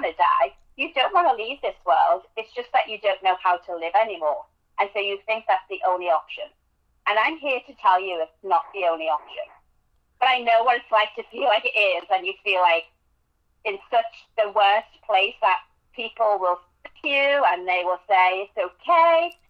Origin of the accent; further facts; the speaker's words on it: England, United Kingdom; accent: English; now in United States; As you can tell from my accent, I am English. Lived in America since 1998